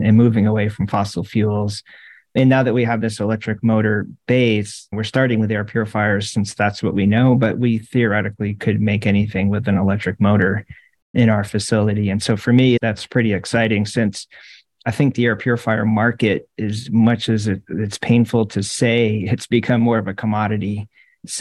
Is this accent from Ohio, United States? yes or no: no; Syracuse, New York, United States; moved away as an adult; also born or lived in Rochester, New York / Clearwater, Florida / Virginia; I grew up in Syracuse, New York, and went to college in Rochester nearby